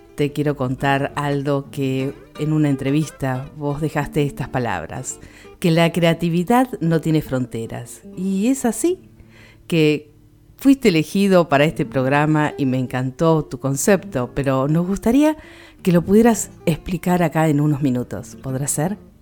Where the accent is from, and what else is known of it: Argentina